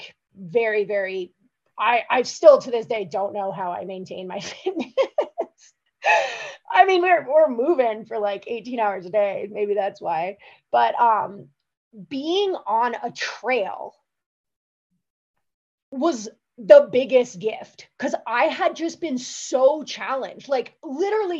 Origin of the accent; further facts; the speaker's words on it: Colorado, United States; moved away; also born or lived in Thailand; And I grew up in Colorado.